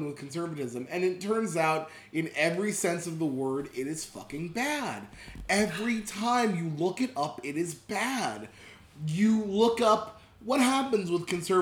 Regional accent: Pottsville, Pennsylvania, United States; I was raised in Pottsville, Pennsylvania.

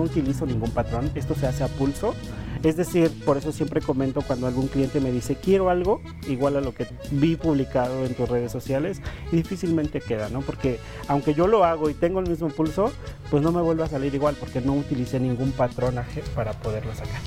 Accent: Otomí-Tepehua community, Hidalgo, Mexico; first language Otomi; Spanish is a second language; now in Mexico City, Mexico; me quería regresar a mi comunidad

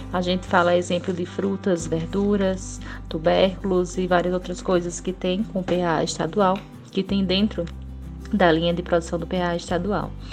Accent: Triunfo, Pernambuco, Brazil; sou de Triunfo

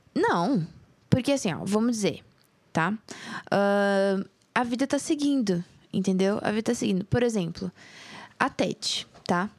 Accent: Jardim, Mato Grosso do Sul, Brazil; na minha infância, lá em Jardim, pra, pra você que não sabe, eu sou mato grossense

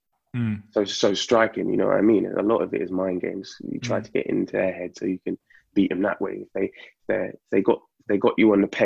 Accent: London, United Kingdom; Grew up in, you know, East Finchley

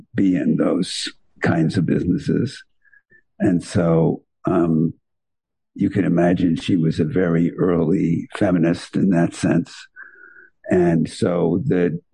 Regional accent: White Plains, New York, United States; I was born in White Plains, New York

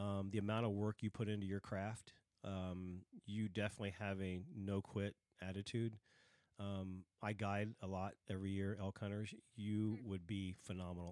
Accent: Dayton, Ohio, United States; moved away; I'm from Dayton, Ohio, originally

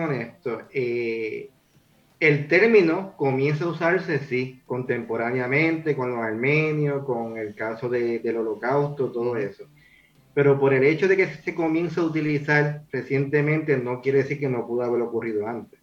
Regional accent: Puerto Rico

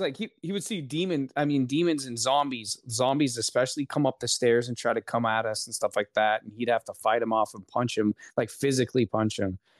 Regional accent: Florida, United States; we are both from Florida.

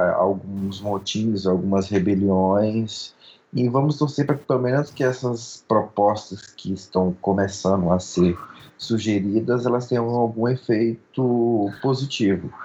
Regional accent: São Luís, Maranhão, Brazil; moved away as an adult; now in Brasília, Brazil; Eu que sou, já estou em Brasília há 10 anos, mas eu sou de São Luís, né? nasci no interior do Maranhão, me criei em São Luís

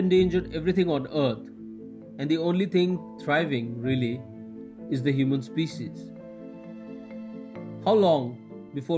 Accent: Gangtok, Sikkim, India; I'm a poet from Gangtok, India.

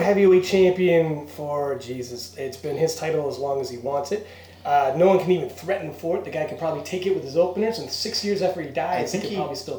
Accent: Canada; we're Canadian

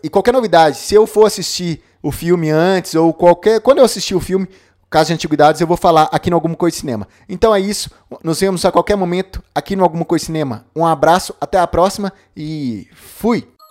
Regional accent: Brazil; also born or lived in Minas Gerais; como bom brasileiro

